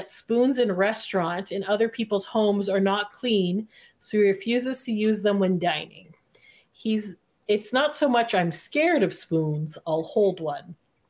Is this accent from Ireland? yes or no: no; Canada; as a Canadian, I feel like we live in a pretty great place.